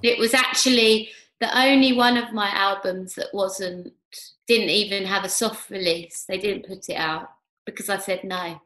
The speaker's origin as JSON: {"language": "English", "region": "London", "country": "United Kingdom", "tie": "born or raised there", "said": "I was brought up in Hackney"}